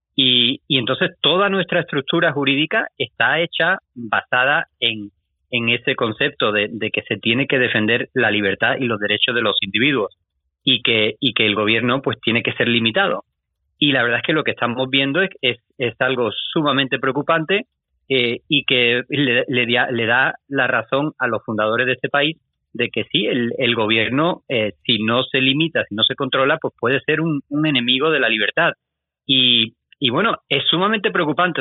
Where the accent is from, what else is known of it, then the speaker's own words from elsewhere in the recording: Spain; yo soy de España